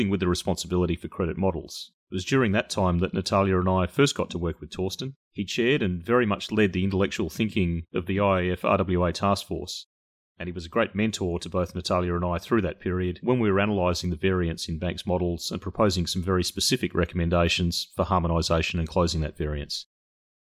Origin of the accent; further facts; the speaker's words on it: Australia; now in Washington, United States; As an Australian with family on the west coast of Australia